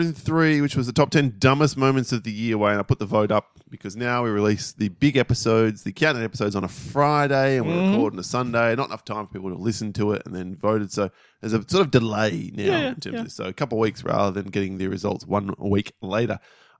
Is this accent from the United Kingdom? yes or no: yes; United Kingdom; now in Perth, Australia; basically, being a Brit in Perth, I just can't connect to Aussie rules.